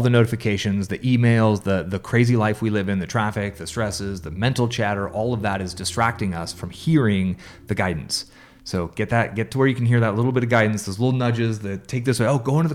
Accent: San Francisco, California, United States; moved away; also born or lived in Albuquerque, New Mexico; I grew up in San Francisco

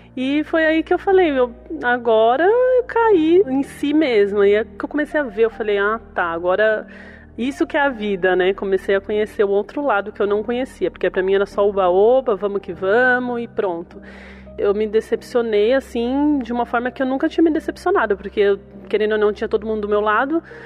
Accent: São Paulo, Brazil; eu sou do bairro de Itaquera

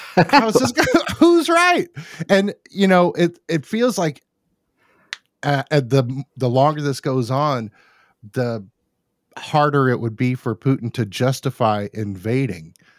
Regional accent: United States; an American, um, who's lived all my life in America

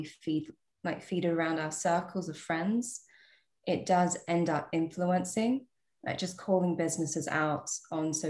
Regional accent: Australia; moved away as an adult; now in United Kingdom; I'm an Australian by birth. I live in the UK now.

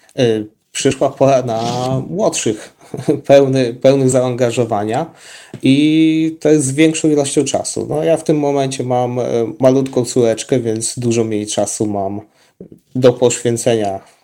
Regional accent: Zamość, Lublin Voivodeship, Poland; u nas w Zamościu

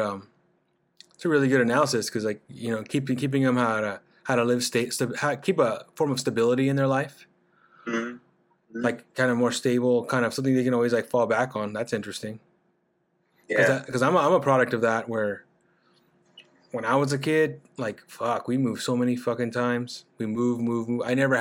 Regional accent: Bakersfield, California, United States; now in San Diego, United States; I grew up in Bakersfield. I moved out here.

